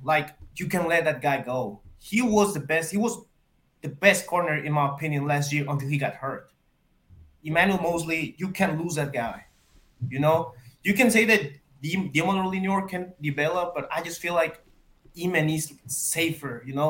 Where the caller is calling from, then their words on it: Monterrey, Nuevo León, Mexico; Monterrey. Near the border.